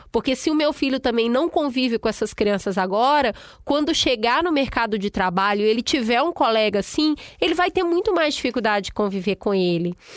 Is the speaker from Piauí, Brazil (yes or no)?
yes; Piauí, Brazil; Eu sou piauiense com muito orgulho